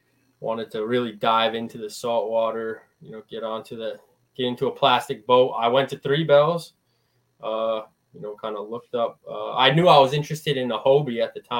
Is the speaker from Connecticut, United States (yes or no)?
yes; Eastern Connecticut, United States; I'm from Eastern Connecticut.